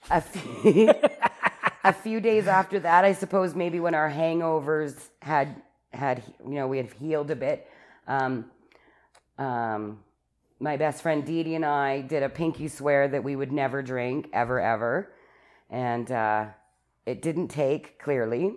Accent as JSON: {"language": "English", "town": "Calgary", "region": "Alberta", "country": "Canada", "tie": "born or raised there", "said": "I was born in Calgary in the Foothills Hospital"}